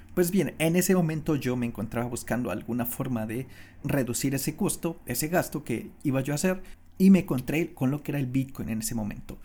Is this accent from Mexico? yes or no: yes; Mexico; moved away as an adult; por ahí del 2015 yo salí de mi país, que yo soy de México